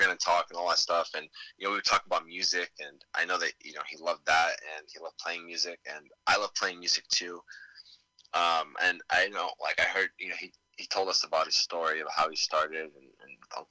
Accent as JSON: {"language": "English", "town": "Damascus", "region": "Damascus Governorate", "country": "Syria", "moved": "yes", "said": "I'm from Damascus"}